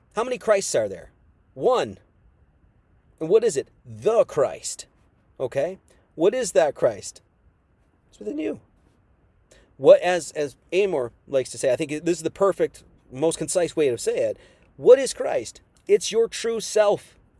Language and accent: English; Wisconsin, United States; I was born in Wisconsin